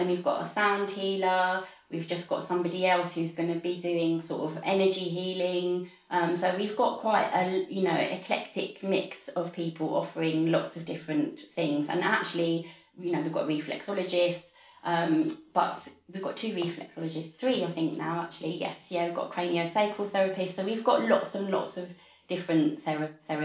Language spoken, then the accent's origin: English; London, United Kingdom; also born or lived in Walthamstow; I grew up in Hackney. I'm a Hackney girl.